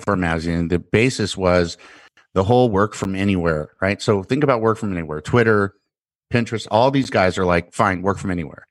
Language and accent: English; United States; as an American